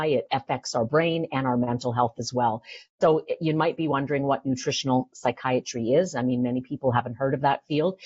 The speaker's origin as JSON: {"language": "English", "town": "Vancouver", "region": "British Columbia", "country": "Canada", "also_born_or_lived": "Toronto", "moved": "yes", "said": "I'm from Vancouver. I went to UBC"}